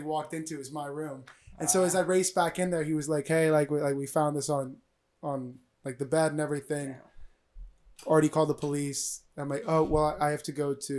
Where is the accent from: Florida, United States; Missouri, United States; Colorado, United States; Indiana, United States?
Florida, United States; moved away; I wanted to come back to Florida because I like being like with my family